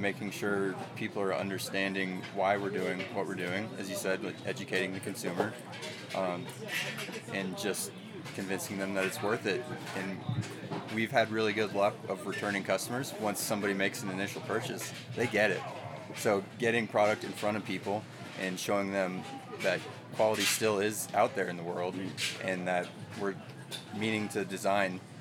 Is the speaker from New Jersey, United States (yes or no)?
no; Bentonville, Arkansas, United States; also from Bentonville, Arkansas